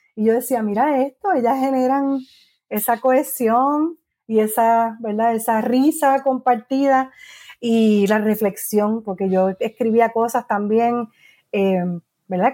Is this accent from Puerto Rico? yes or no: yes; Guaynabo, Puerto Rico; also born or lived in San Juan, Puerto Rico / New York / Gurabo, Puerto Rico / Cayey, Puerto Rico; Así que nací en San Juan, criada en Guaynabo y viví allí hasta los veintitantos años